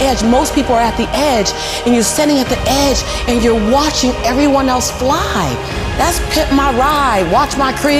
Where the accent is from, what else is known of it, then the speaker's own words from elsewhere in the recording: Los Angeles, California, United States; born and raised in South Central